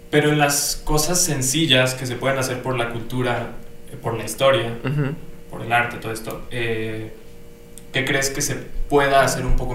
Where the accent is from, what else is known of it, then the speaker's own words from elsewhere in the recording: Mexico; somos mexicanos.